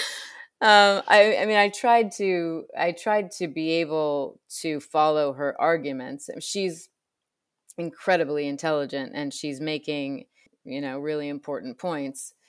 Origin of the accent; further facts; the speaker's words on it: Illinois, United States; I grew up in Illinois